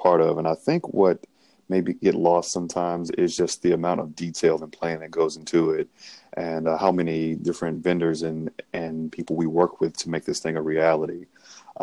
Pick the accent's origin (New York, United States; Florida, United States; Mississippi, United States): Mississippi, United States; Grenada; I'm from Grenada, Mississippi, born and raised, a blue collar family.